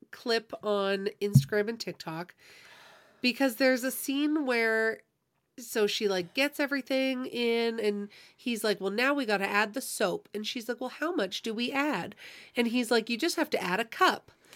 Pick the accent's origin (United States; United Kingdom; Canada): Canada; we're Canadian